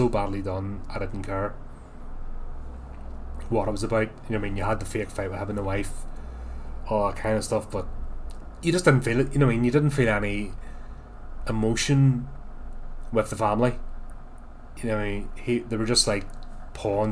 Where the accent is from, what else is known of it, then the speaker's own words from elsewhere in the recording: United Kingdom; me as a Brit